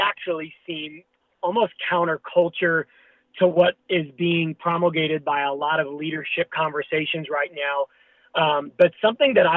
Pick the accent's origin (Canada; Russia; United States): United States; Long Island, New York; now in Sacramento, United States; I grew up in New York, so was a part of a little youth ministry in Long Island